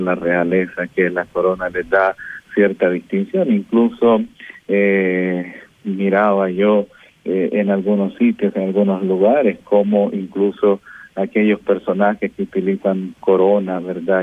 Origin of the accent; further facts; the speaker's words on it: San Miguel, El Salvador; Soy un sacerdote migueleño, pertenezco a esta diócesis